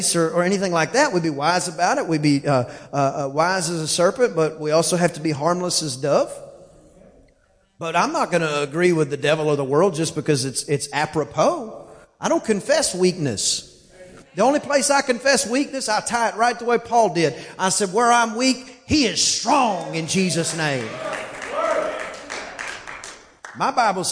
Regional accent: East Texas, United States; I'm from East Texas, and I say 10 like T-I-N

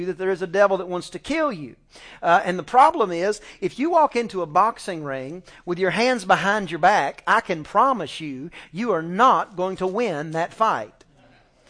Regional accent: East Texas, United States; I'm just from East Texas, you know. I grew up doing the 4-H and I, you know, raised the lambs and the chickens

